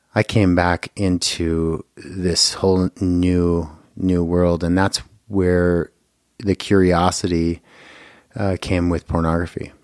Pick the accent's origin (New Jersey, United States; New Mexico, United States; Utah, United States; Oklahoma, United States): Utah, United States; Bountiful; also born or lived in California; now in Boise, Idaho, United States; originally born in California, but I grew up in Bountiful, Utah